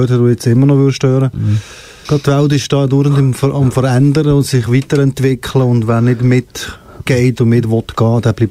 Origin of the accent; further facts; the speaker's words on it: Fribourg, Switzerland; ich komme aus Fribourg, ich eh, bin aus Fribourg, ich bin zweisprachig